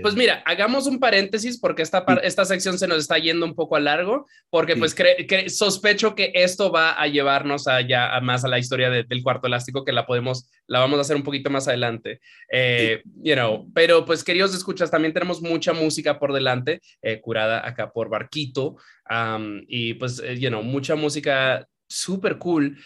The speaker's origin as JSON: {"language": "Spanish", "town": "Santiago de los Caballeros", "region": "Santiago", "country": "Dominican Republic", "tie": "born or raised there", "said": "yo criándome en Dominicana, yo me crié en Santiago"}